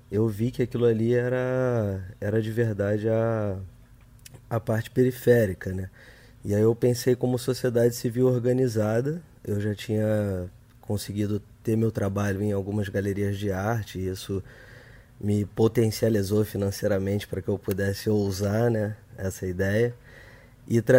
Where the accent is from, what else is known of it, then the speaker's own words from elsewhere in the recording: Santarém, Pará, Brazil; born there; É Santarém, né? Foi onde eu nasci, meu pai, todo mundo.